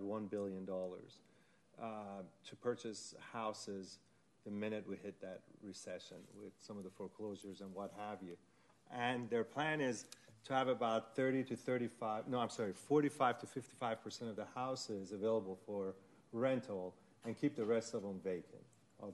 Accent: Iran; moved away; I am originally from Iran

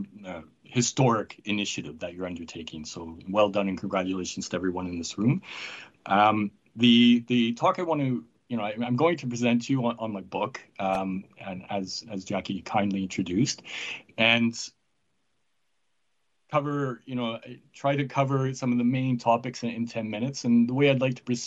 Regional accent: Canada; I'm from Canada

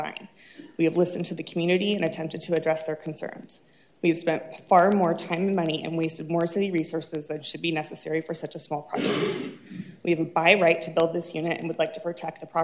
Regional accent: Irvine, California, United States; We were both born and raised in Orange County. We're raising our three children nearby. After growing up in Irvine

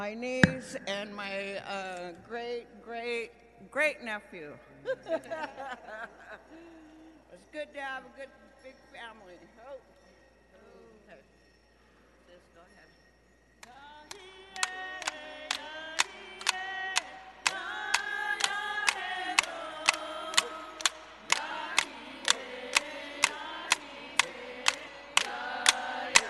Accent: Round Valley, California, United States; we're from Round Valley

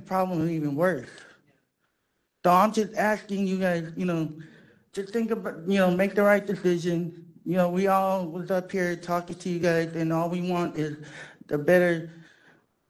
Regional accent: San Francisco, California, United States; I came from a background of Hunters Point. I'm from Bayview

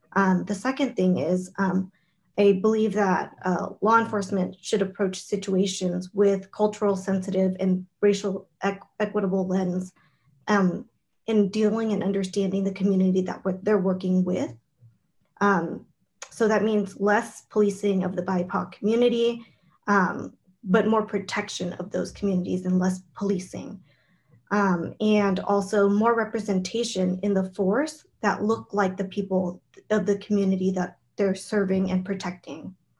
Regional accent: San Jose, California, United States; I am born and raised in San Jose

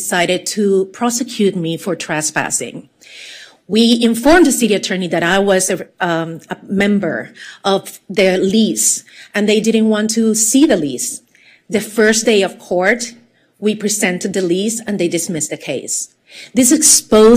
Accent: Puerto Rico; moved away; I was born and raised in Puerto Rico. I have an accent

